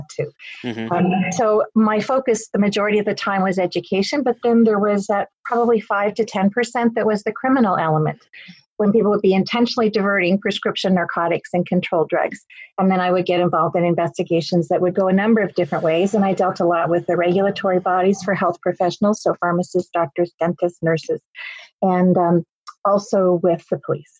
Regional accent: Nova Scotia, Canada; I'm Canadian. I live on the East Coast of Canada, which I usually say is east of Maine

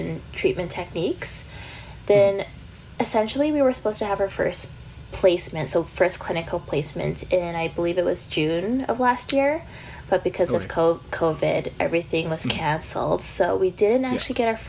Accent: Vancouver, British Columbia, Canada; now in London, United Kingdom; I actually flew back to Vancouver from March onwards. So I was actually home from March to end of August of last year

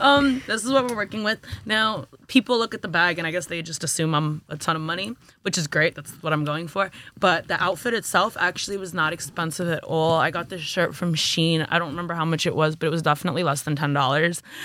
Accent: New York City, New York, United States; also born or lived in Jamaica, Queens / Flatbush, Brooklyn; I'm from Brooklyn, New York, born and raised more or less

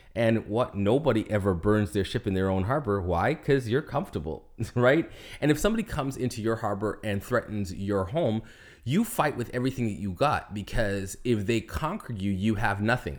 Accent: Canada; moved away as an adult; now in Florida, United States; I am a Canadian resident

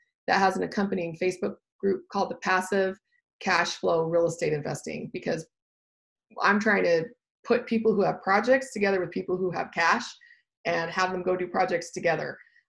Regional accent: Austin, Texas, United States; And then we're from Austin, so I'd look in like San Antonio, that kind of place.

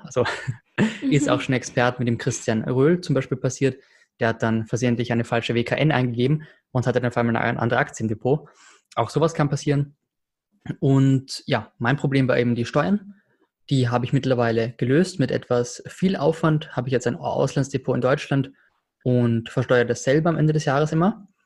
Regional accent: Austria; ich als Österreicher

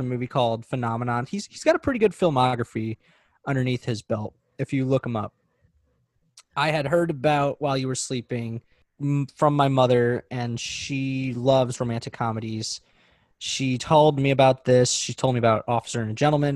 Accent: St. Louis, Missouri, United States; I am from Missouri, specifically St. Louis.

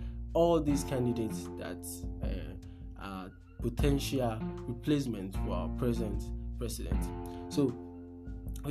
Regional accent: Nigeria; in Nigeria here

